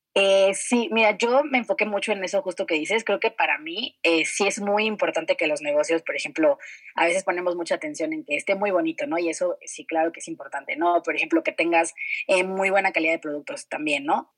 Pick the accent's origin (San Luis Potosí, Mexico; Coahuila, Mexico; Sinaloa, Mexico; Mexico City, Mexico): Mexico City, Mexico; moved away as an adult; Yo pues nací y crecí en la Ciudad de México